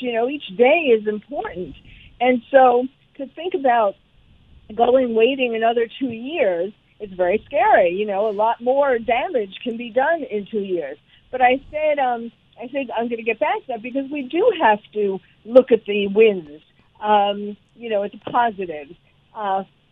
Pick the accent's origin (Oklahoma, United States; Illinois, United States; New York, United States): New York, United States; New York City; moved away; I'm originally from New York, and so New York City